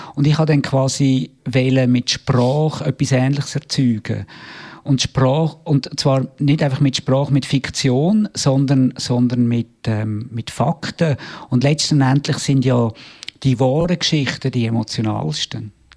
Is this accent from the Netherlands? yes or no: no; Obersiggenthal, Aargau, Switzerland; moved away as an adult; also born or lived in New York, United States; ich bin im Aargau aufgewachsen, in Obersiegenthal